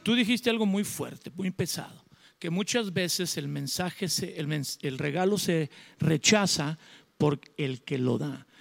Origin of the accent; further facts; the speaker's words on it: Mexico; yo soy mexicano